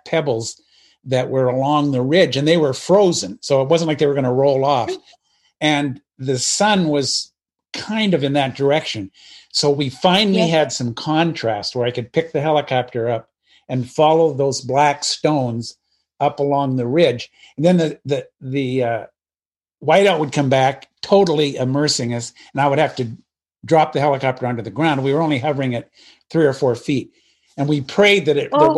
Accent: Pacific Northwest, United States; moved away; also born or lived in Alabama; I grew up in the Pacific Northwest

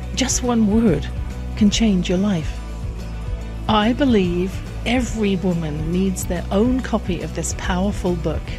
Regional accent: England, United Kingdom; I grew up in England

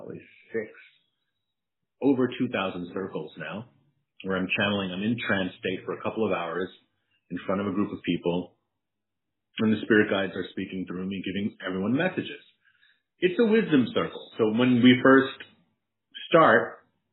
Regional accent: New York City, New York, United States; From the long way from the Bronx

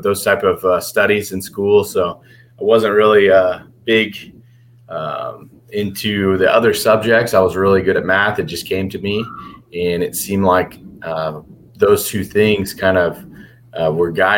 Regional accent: Bayview, near Houston, Texas, United States; also born or lived in Galveston, Texas; originally I'm from a little town called Bayview, which is kind of near Lake City and Kema down in south of Houston, little suburbs outside of Houston

